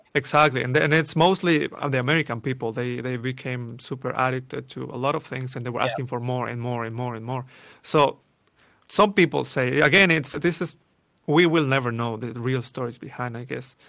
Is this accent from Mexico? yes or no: yes; Mexico City, Mexico; moved away; born and raised in Mexico City